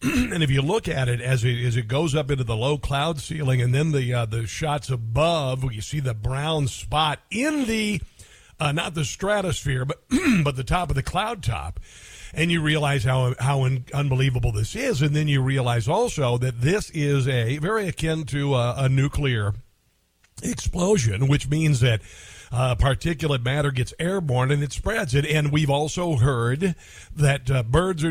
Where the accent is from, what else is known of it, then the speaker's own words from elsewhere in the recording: Neola, Iowa, United States; moved away; This little town, and this is where I'm from, man. I'm from Neola, Iowa